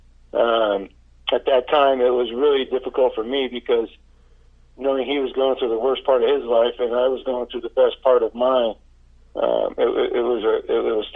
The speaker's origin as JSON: {"language": "English", "area": "San Francisco Bay Area", "region": "California", "country": "United States", "said": "I was from the Bay Area"}